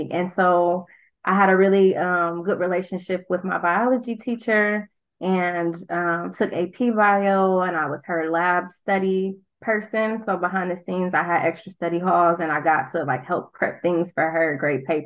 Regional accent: Milwaukee, Wisconsin, United States; also born or lived in Prairie View, Texas; I am a Milwaukee County native. I'm from Milwaukee in the city.

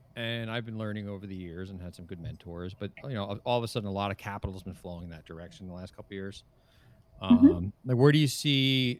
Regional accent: New Jersey, United States; also born or lived in New York; now in California, United States; I moved from New York and from the East Coast, originally New Jersey

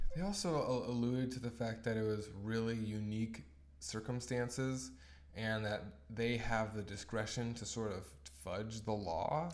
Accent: Tacoma, Washington, United States; moved away as an adult; also born or lived in Orange County, California; now in British Columbia, Canada; my hometown.

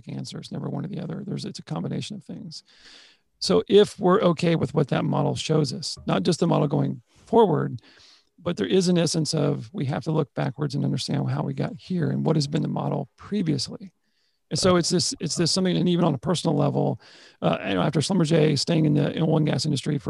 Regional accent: Texas, United States; I'm from Texas.

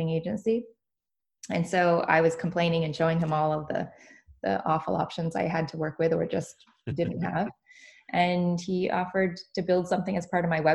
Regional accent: Canada; now in Vancouver, Canada; And I'm here in Vancouver. We're Canadian

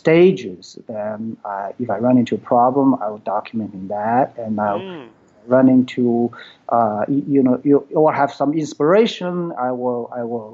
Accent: China; English is a second language; moved away as an adult; now in United States; I was born in China. Then I came to U.S. in 1985 and for education. So that time I had my bachelor degree in physics.

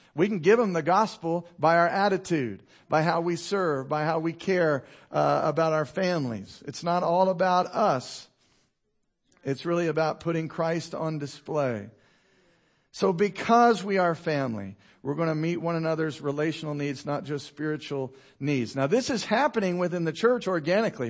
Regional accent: United States; I'm an American

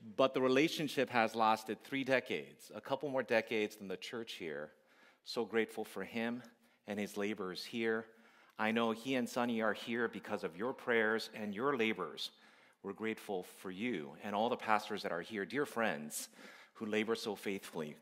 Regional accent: United States; I'm Korean American by my background

